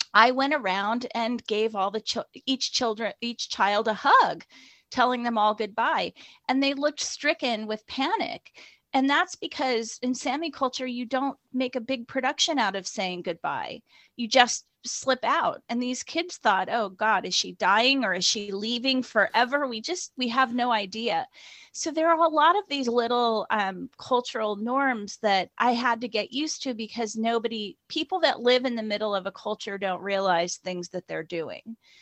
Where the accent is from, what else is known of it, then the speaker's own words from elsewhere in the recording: Indiana, United States; moved away as an adult; also born or lived in northern Norway; now in United Kingdom; I grew up in a midwestern um, state called Indiana, which is between Ohio and Illinois